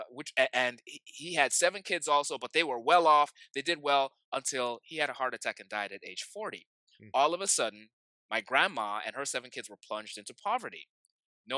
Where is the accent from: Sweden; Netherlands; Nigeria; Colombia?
Nigeria; I grew up in Nigeria